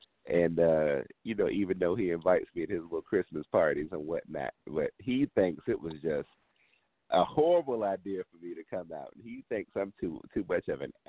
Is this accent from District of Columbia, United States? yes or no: yes; Washington, District of Columbia, United States; I am very proudly from Washington, D.C., you know, home of the go-go music